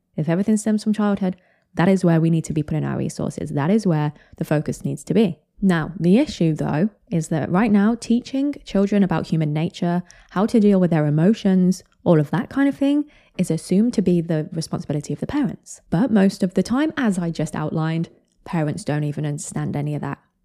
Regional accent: United Kingdom; I'm British

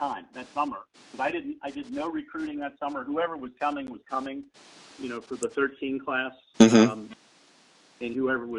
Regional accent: Baltimore, Maryland, United States; I grew up in Baltimore

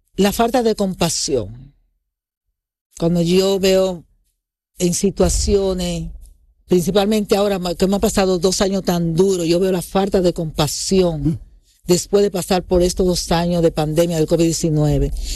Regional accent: Dominican Republic; moved away; todo lo de mi infancia en República Dominicana

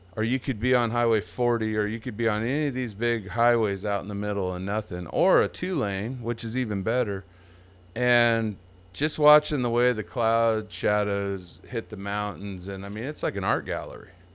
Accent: Templeton, California, United States; moved away as an adult; also born or lived in East Bay area, California; now in Texas, United States; my hometown, Templeton, California

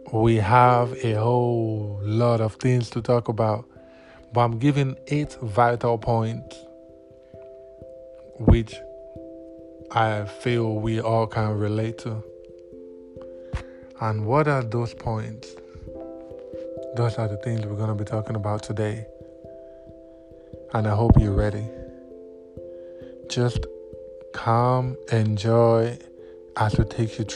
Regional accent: Nigeria; I'm from Nigeria, and we have a lot of languages here in Nigeria

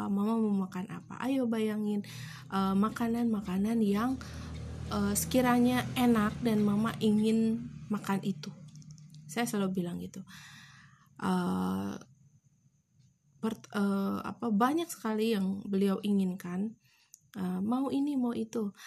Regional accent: Garut, West Java, Indonesia; setiap kami memang orang Garut bisa dibilang orang Garut, namun tidak pernah belum pernah satu pun kami ke Santolo

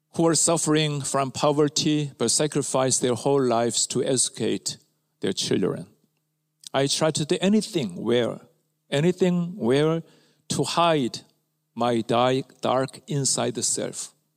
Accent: Ulsan, South Korea; My hometown is a rural area near Ulsan, southern part of Korea

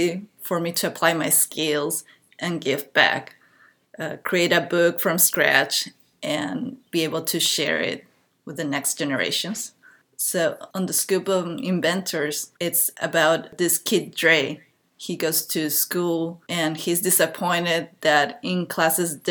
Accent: Peru; moved away; I was born in Peru, and my parents are Chinese immigrants

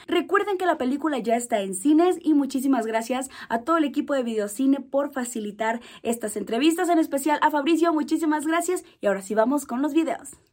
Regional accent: Mexico; como mexicanos estamos súper acostumbrados a escuchar

